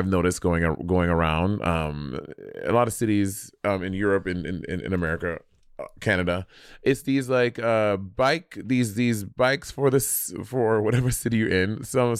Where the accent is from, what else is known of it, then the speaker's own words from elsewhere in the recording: New York City, New York, United States; And, you know, as a New Yorker, I detested it for so long.